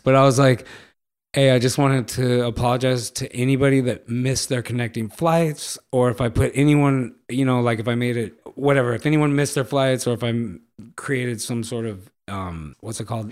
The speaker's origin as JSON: {"language": "English", "town": "Los Angeles", "region": "California", "country": "United States", "tie": "born or raised there", "said": "I grew up in Los Angeles, m, the eighties"}